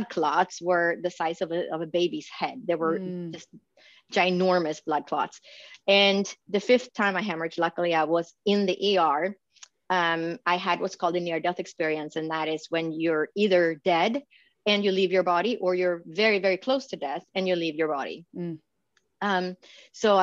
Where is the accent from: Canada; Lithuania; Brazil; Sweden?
Sweden; moved away as an adult; also born or lived in Stockholm / Boston / New York; now in Phoenix, United States; I was born and raised in Sweden, in Scandinavia.